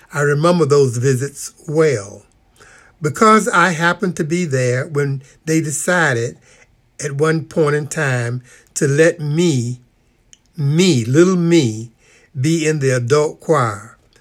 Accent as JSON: {"language": "English", "town": "Norfolk", "region": "Virginia", "country": "United States", "tie": "born or raised there", "said": "I was born in Norfolk, Virginia, 1944"}